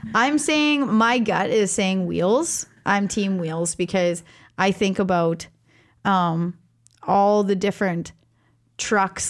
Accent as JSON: {"language": "English", "country": "Canada", "said": "I am Canadian"}